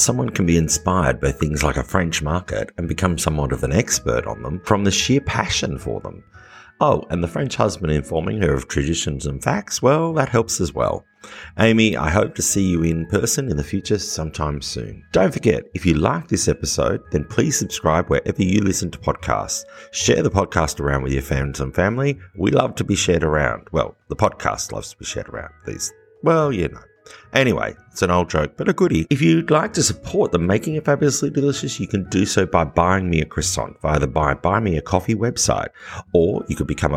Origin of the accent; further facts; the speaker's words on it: Australia; as an Australian